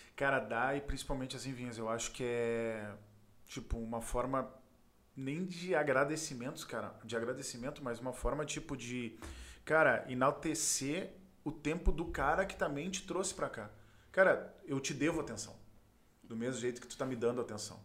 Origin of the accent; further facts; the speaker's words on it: Porto Alegre, Rio Grande do Sul, Brazil; nasci na Ípica, ali na Zona Sul, na Schneider em específico